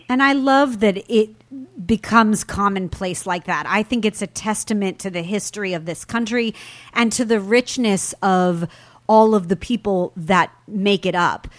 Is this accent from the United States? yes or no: yes; California, United States; in my home state, here in sunny California